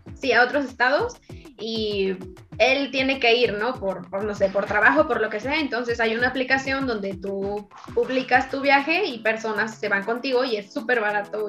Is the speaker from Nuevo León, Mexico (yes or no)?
no; Guanajuato, Mexico; Yo crecí en un estado en Guanajuato muy bello